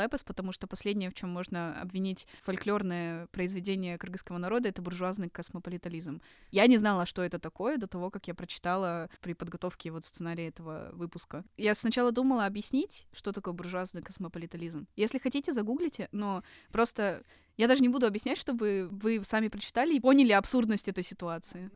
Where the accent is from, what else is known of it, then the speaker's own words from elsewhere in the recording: Kyrgyzstan; идентичность кыргызстанцев, неважно, ты кыргыз этнический или, как я, не кыргыз этнический, наша идентичность